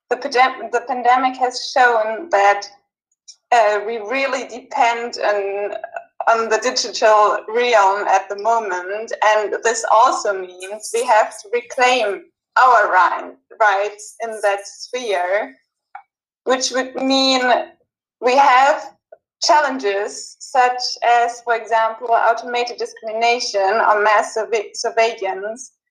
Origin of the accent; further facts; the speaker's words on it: Germany; in Germany, my home country